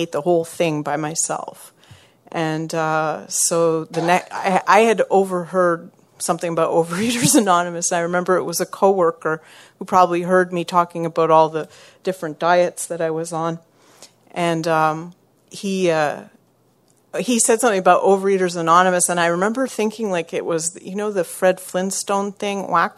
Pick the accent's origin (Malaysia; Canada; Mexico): Canada; small town in Quebec; moved away as an adult; now in Montreal, Canada; I'm from Montreal, but I'm originally from a really small town in Quebec.